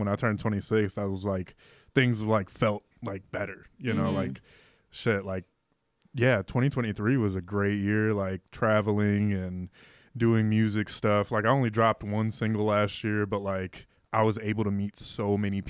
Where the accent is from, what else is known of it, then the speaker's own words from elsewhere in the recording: Elyria, Ohio, United States; moved away as an adult; also born or lived in Puerto Rico / Lorain, Ohio; now in Pittsburgh, United States; Lorain, Ohio when I was 3 months, and then when I was 4 I moved to Elyria